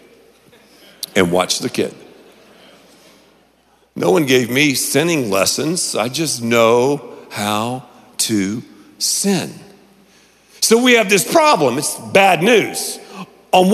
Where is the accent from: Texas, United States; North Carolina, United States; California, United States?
North Carolina, United States; Canton; I grew up in Canton, North Carolina